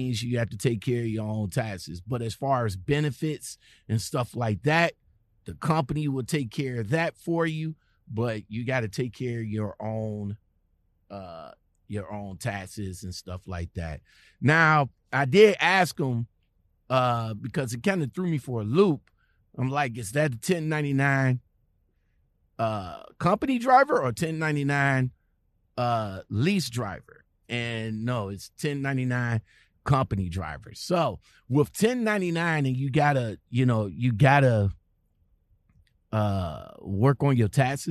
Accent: Cleveland, Ohio, United States; I'm from Cleveland, Ohio

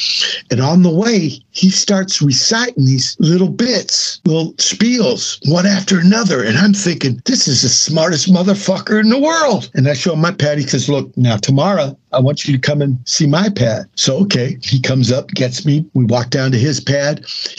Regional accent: San Pedro, California, United States; born or raised there

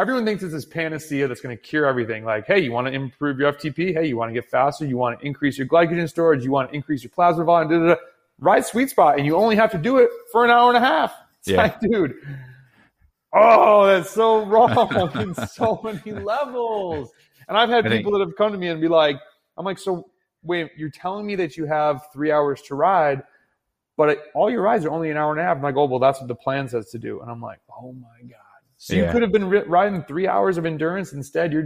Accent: United States; as American cyclists

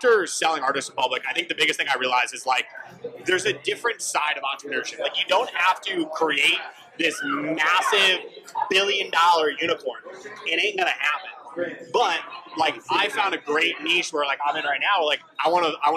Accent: Connecticut, United States; now in Rhode Island, United States; Connecticut laws inside and out because that's where I'm from

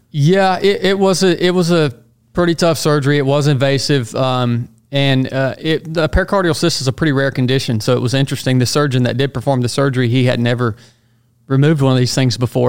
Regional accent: Northwest Georgia, United States; moved away as an adult; originally from Northwest Georgia, so I've come full circle. I'm back there now.

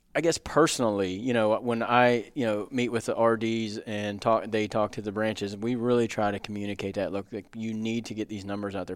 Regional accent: near Frostburg, Maryland, United States; pretty cool place to grow up. I grew up hunting three states, Maryland, West Virginia, and Pennsylvania

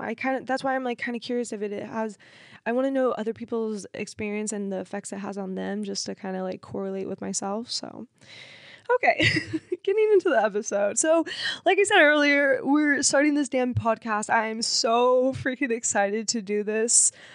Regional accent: Cincinnati, Ohio, United States; I was born in Cincinnati, Ohio

